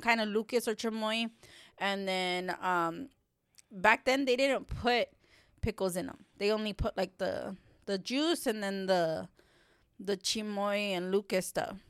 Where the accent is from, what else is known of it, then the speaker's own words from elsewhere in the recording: Texas, United States; I grew up here in Texas